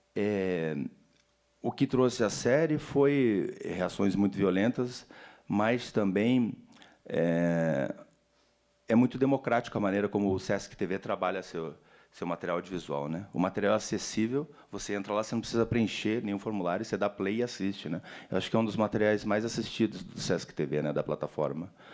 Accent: Brazil; como brasileiro latino-americano

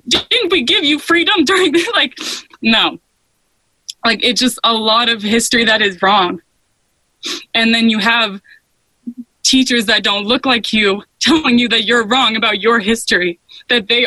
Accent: Maine, United States; also born or lived in New Mexico / Washington, D.C.; I was born in New Mexico, so Hispanic and white, and then I moved to Maine

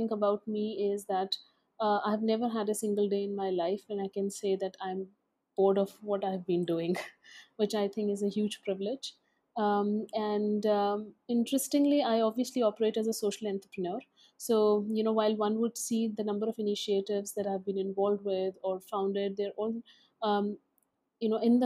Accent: Dehradun, Uttarakhand, India; also born or lived in Alwar, Rajasthan / Delhi; I come from Alwar, Rajasthan, a small city in Rajasthan. And I grew up in Dehradun in a boarding school

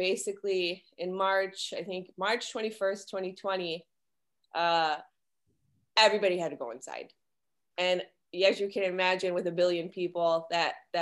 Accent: Detroit, Michigan, United States; I am from Detroit, Michigan

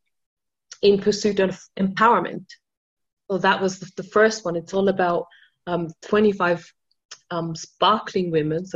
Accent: Austria; English is a second language; I mean, I'm not even a native English speaker. I'm from Austria, right?

